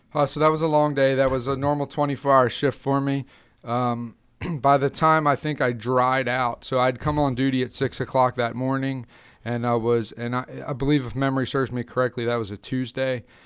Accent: Carroll County, Maryland, United States; I grew up in Carroll County, Maryland. Um, that's where I've been a lifelong resident.

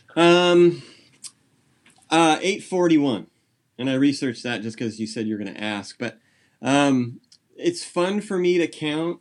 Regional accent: San Jose, California, United States; now in Nipomo, United States; I grew up in San Jose Bay Area

